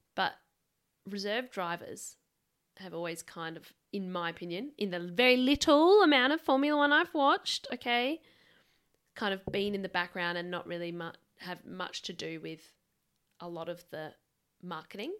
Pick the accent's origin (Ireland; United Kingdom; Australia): Australia; Adelaide, South Australia; we are from South Australia.